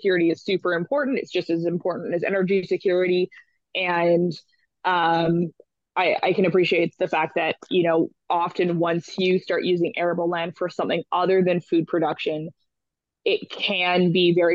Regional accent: British Columbia, Canada; I grew up in British Columbia. I grew up with the Agricultural Land Reserve

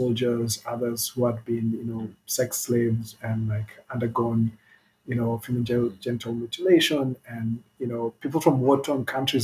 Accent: Kenya; We're all Kenyan, Kenyan-born

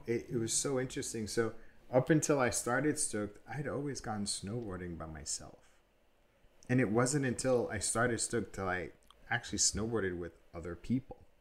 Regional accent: New York City, New York, United States; I grew up in New York in the eighties

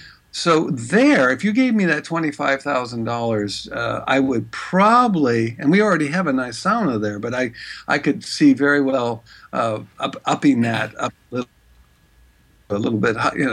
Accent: San Francisco, California, United States; also born or lived in Norway / Prague; I was born here in San Francisco, but grew up back and forth to Norway, where my father's from. And also lived in all over Europe, lived in Prague

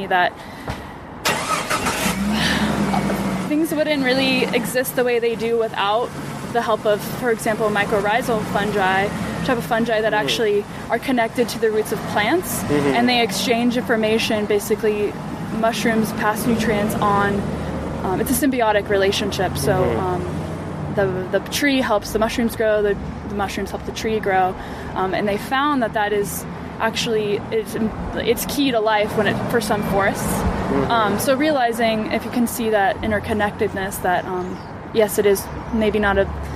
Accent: Bay Area, California, United States; I grew up in the Bay Area

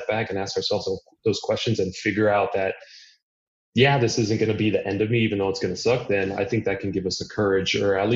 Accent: Miami, Florida, United States; I'm Cuban. My parents were born in Cuba. I was born in Miami. So I grew up there.

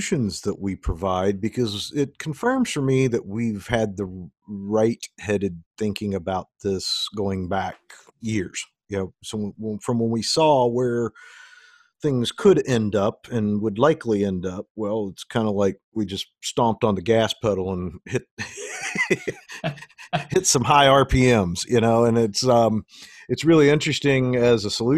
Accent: United States; I'm an American. I love my country

